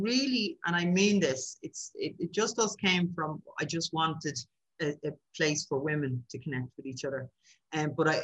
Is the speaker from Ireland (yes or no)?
yes; Dublin, Leinster, Ireland; when I moved away from Dublin and went down the country